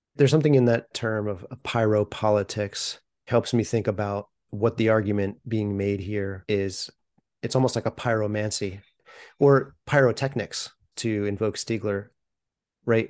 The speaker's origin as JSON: {"language": "English", "country": "United States", "said": "as an American"}